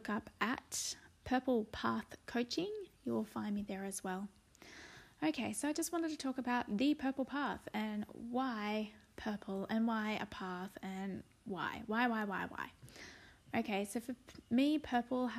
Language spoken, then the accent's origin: English; Sydney, New South Wales, Australia; also born or lived in Blue Mountains; I'm from Sydney, Australia, and I live in a beautiful spot in the Blue Mountains overlooking the city